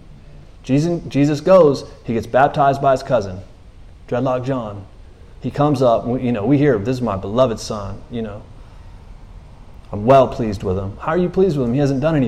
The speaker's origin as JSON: {"language": "English", "country": "United States", "said": "I'm American"}